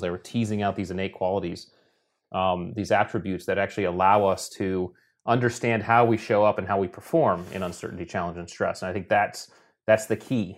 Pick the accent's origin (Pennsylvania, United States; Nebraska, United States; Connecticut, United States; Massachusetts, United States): Connecticut, United States; we grew up in Connecticut on the coast